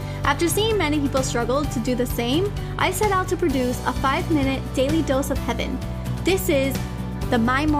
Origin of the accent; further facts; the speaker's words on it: Miami, Florida, United States; a faith-filled, coffee-obsessed baker from Miami, Florida.